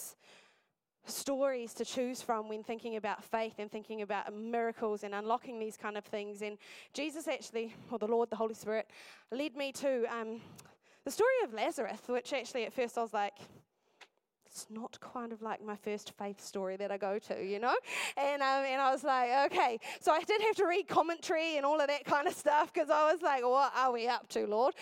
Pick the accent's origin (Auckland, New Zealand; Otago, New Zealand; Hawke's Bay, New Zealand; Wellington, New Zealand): Wellington, New Zealand; Masterton; moved away as an adult; now in Dunedin, New Zealand; I'm originally from the Wairarapa, from a place called Masterton, and I grew up there